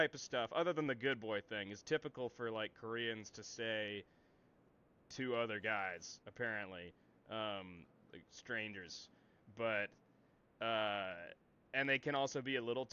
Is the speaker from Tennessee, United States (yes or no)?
yes; Tennessee, United States; Tennessee, United States